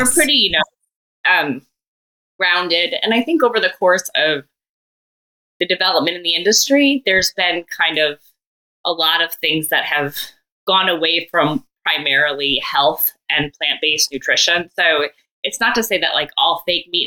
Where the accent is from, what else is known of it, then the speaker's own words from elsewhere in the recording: suburbs of Chicago, Illinois, United States; moved away as an adult; also born or lived in Columbus, Ohio; I grew up in Illinois in the suburbs of Chicago, but then went to Ohio State, and that was in Columbus, Ohio